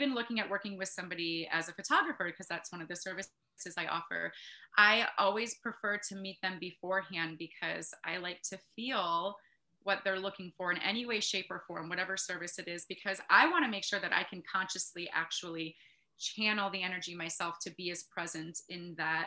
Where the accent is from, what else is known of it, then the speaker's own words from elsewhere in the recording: Northeast Wisconsin, United States; also born or lived in Kenosha, Wisconsin / Utah / Green Bay, Wisconsin / Sturgeon Bay, Wisconsin; moved up to Northeast Wisconsin when I was in second grade. And so, yeah, I was raised here